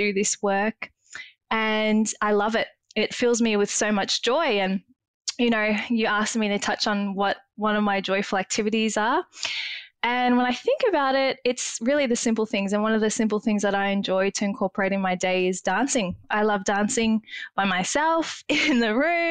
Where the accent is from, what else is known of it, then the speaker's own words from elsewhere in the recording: Melbourne, Victoria, Australia; I am in Melbourne, Australia, where I was born and raised